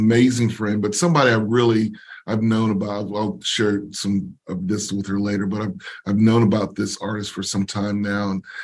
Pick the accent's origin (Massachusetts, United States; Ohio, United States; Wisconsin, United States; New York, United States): Massachusetts, United States; now in Nashville, United States; I grew up in Massachusetts